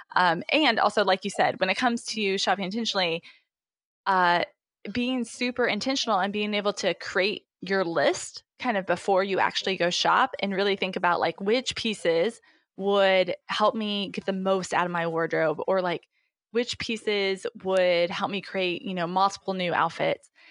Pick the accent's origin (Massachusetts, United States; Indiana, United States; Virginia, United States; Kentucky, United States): Indiana, United States; moved away as an adult; also born or lived in Memphis, Tennessee / Pennsylvania; now in Cincinnati, United States; I am originally from Indiana